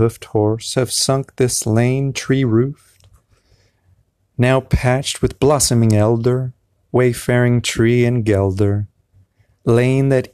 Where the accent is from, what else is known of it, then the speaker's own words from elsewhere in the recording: United States; as an American, typical American person